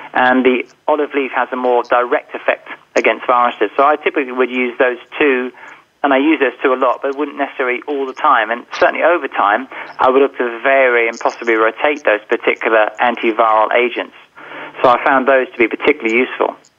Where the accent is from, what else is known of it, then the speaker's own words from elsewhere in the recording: England, United Kingdom; being English, of course, I was forced to study Latin when I was younger